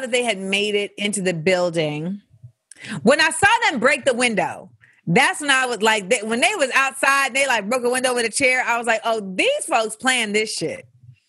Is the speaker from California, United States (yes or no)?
no; Florida, United States; moved away as an adult; I grew up in Florida from like 8 to 18